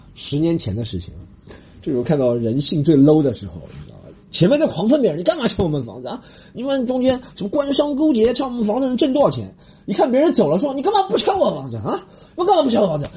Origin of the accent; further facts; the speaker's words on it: Shanghai, China; 我这样一个来自上海的人